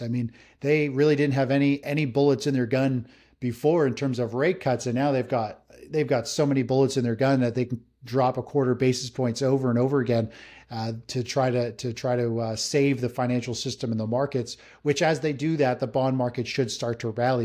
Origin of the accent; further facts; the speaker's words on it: just north of Toronto, Ontario, Canada; I'm, I'm Canadian, up just north of Toronto in Canada here